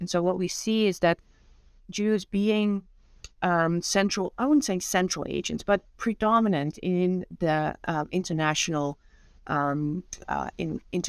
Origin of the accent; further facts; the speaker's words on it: Netherlands; moved away as an adult; now in United States; And I'm originally from the Netherlands, born and raised, and came to the United States when I was 24 and have been here ever since.